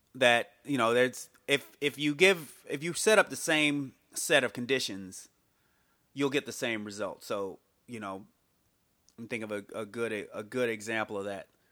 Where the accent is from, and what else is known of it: United States